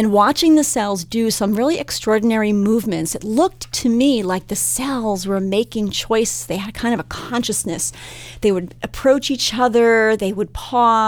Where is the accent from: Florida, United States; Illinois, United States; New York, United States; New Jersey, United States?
New Jersey, United States; now in Minnesota, United States; I did not grow up in Minnesota. I grew up in New Jersey